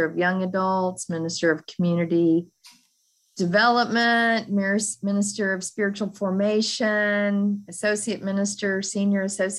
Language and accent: English; Fort Worth, Texas, United States; moved away as an adult; now in Kansas City, United States; I grew up in Fort Worth, Texas